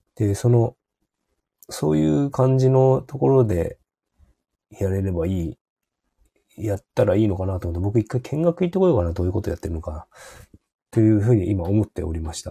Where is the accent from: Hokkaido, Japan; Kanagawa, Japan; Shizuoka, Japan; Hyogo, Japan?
Hokkaido, Japan; 北海道だと広すぎて、例えば僕の田舎の地元